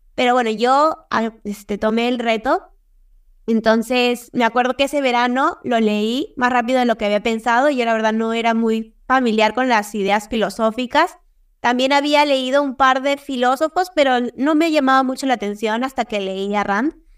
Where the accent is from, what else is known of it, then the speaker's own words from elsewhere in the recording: Peru; soy de Perú